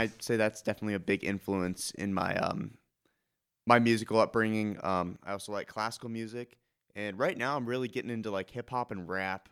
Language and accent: English; Iowa City, Iowa, United States; I'm from Iowa City, so I've lived here my whole